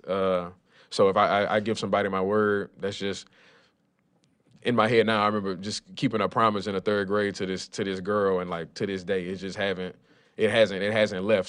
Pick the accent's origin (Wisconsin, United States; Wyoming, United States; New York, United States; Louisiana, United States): Louisiana, United States; Lafayette; I grew up in Lafayette, Louisiana.